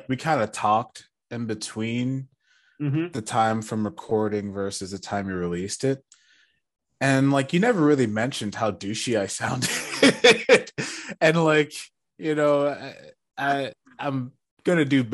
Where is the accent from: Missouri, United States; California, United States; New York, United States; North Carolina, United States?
New York, United States; we're from New York.